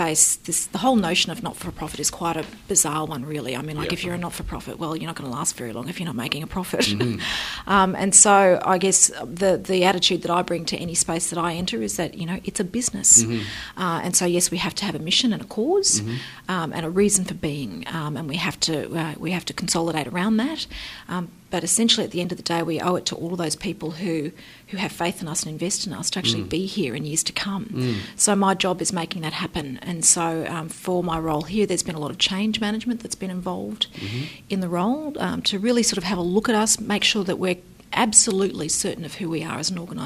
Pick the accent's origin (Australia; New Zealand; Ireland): Australia; Brisbane, Queensland; I grew up in Brisbane